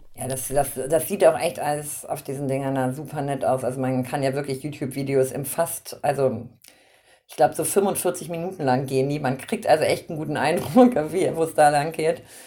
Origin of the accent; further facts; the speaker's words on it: Braunschweig, Lower Saxony, Germany; ich komme aus Braunschweig, Harz ist so mein, ähm, mein Heimatmittelgebirge